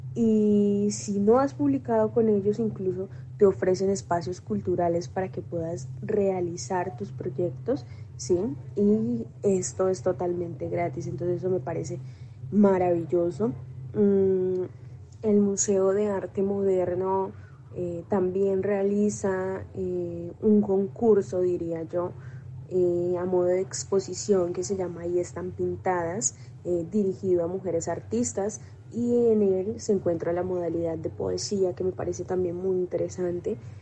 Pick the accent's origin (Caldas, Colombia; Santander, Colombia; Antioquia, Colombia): Santander, Colombia; Zapatoca; yo nací en Zapatoca, que es un municipio muy bello